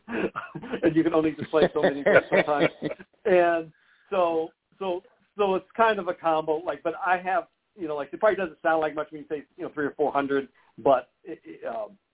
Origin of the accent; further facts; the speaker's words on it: Columbus, Ohio, United States; growing up in Ohio is kind of almost, you know, you're born with it, especially Columbus, Ohio